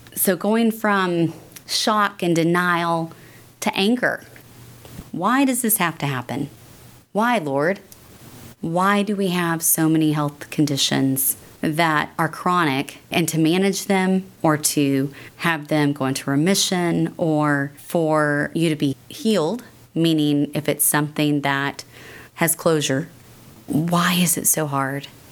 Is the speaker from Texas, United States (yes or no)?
yes; North Texas, United States; I was brought up here in North Texas